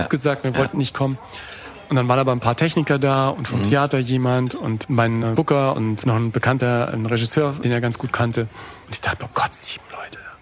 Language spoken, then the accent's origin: German; Germany; meine Erlebnisse als Deutscher, der nach New York kommt